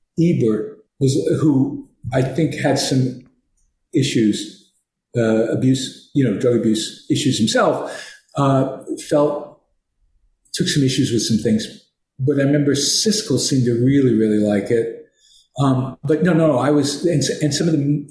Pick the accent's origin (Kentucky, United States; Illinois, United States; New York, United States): New York, United States; moved away; also born or lived in California; I'm from New York